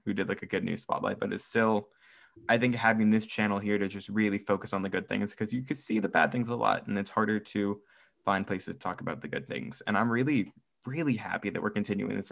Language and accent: English; United States; I'm American